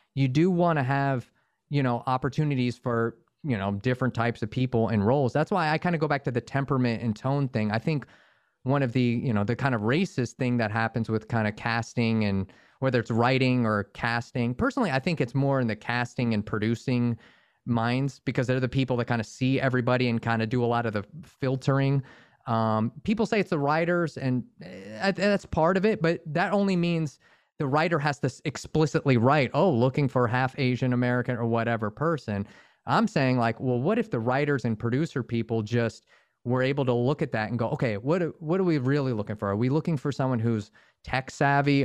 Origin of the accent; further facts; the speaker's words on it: Northern Virginia, United States; moved away as an adult; now in Los Angeles, United States; I grew up in Northern Virginia outside DC